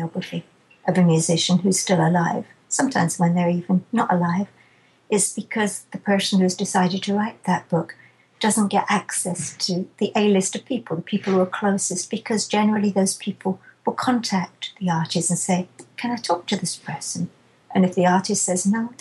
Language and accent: English; England, United Kingdom; I'm too English